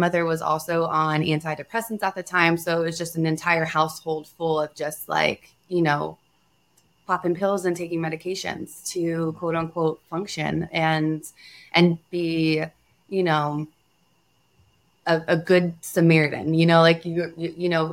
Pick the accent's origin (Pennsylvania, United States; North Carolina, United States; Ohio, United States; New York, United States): North Carolina, United States; I come from the East Coast. I was raised in North Carolina